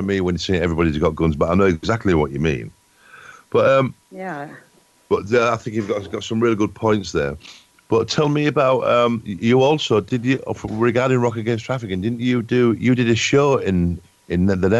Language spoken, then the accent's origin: English; England, United Kingdom; obviously I'm from England.